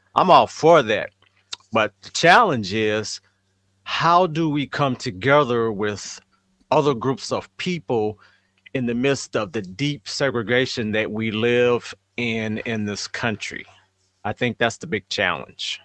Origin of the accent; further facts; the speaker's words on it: St. Louis, Missouri, United States; growing up in St. Louis in school